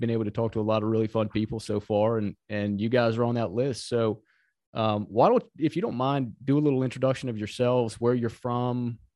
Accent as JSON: {"language": "English", "town": "Virginia Beach", "region": "Virginia", "country": "United States", "tie": "born or raised there", "also_born_or_lived": "Outer Banks", "said": "I grew up and have spent most of my time surfing in Virginia Beach and down in the Outer Banks."}